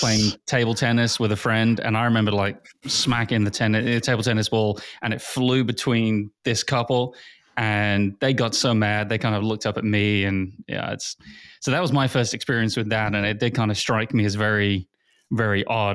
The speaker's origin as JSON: {"language": "English", "region": "England", "country": "United Kingdom", "tie": "born or raised there", "moved": "yes", "said": "Growing up in England"}